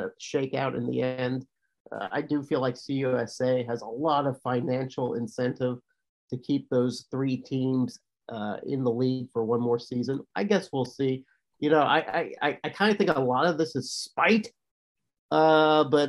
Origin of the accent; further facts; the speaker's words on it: Arkansas, United States; I'm from Arkansas